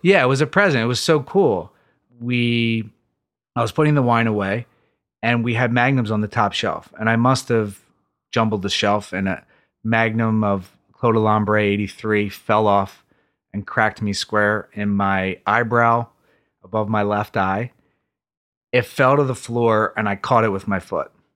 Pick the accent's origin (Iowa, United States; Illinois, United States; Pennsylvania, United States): Pennsylvania, United States; Philadelphia; also born or lived in Manayunk, Philadelphia; I grew up just outside of Center City, Philadelphia, in a place called East Falls